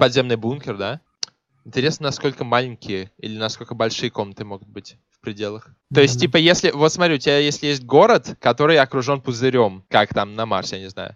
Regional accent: Moscow, Russia; moved away; я как исконный москвич

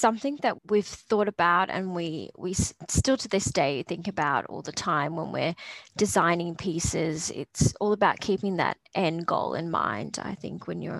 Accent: Australia; also born or lived in Papua New Guinea; I'm both Australian and Papua New Guinean. I do identify as both, and I love that part of myself.

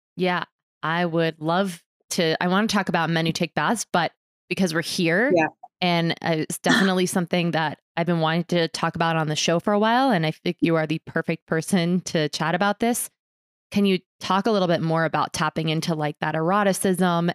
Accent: New York City, New York, United States; now in Boulder, United States; I was born in New York City and used to like like brag that like those sounds would lull me to sleep.

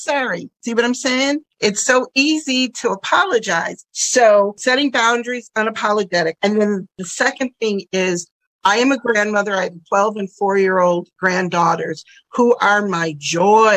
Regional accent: Buffalo, New York, United States; also born or lived in Southwest Michigan; I grew up in Buffalo, New York, near Niagara Falls

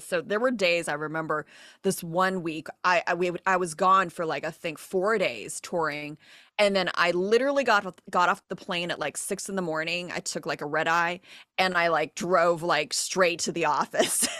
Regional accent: Diamond Bar, California, United States; Diamond Bar, my hometown

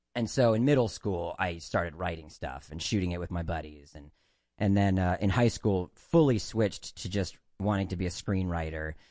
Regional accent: Maryland, United States; moved away as an adult; also born or lived in New York; the nice thing about growing up in Maryland is that, uh, you could go to New York for auditions

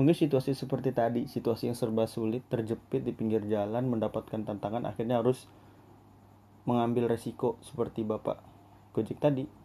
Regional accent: Berau, East Kalimantan, Indonesia; now in Samarinda, Indonesia; karena kebetulan saya anak rantau dari Kabupaten Burau

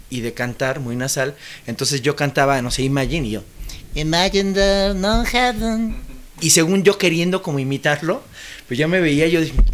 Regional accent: Mexico; vengo de México.

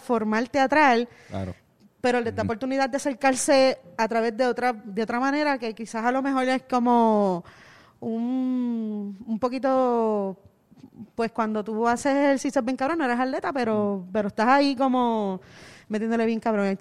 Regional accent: Caguas, Puerto Rico; moved away as an adult; now in San Juan, Puerto Rico; Yo me crié en Cagua. Yo nací en San Juan, pero me crié en Cagua

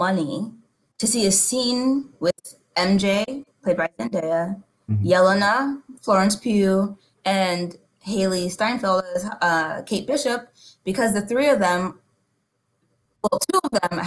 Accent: Nigeria; being Nigerian and being Yoruba

